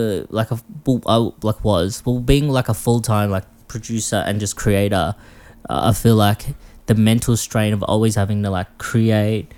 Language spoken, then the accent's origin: English; Philippines; now in Melbourne, Australia; I'm a Filipino